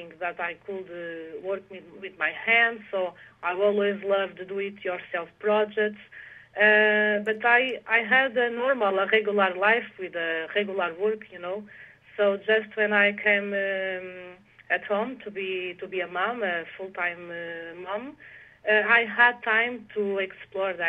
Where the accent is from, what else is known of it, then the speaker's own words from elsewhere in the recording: Portugal; English is a second language; also born or lived in Netherlands; I live in Portugal since I was 3 years old, so I feel I'm much more Portuguese than Dutch. And so I grew up in Portugal